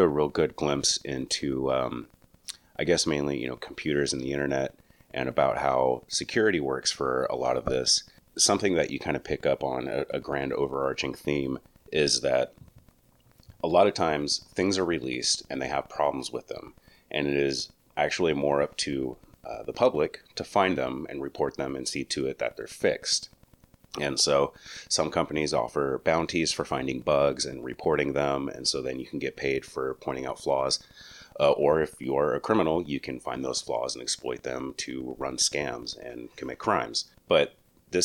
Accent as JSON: {"language": "English", "region": "New Mexico", "country": "United States", "tie": "born or raised there", "said": "my home state"}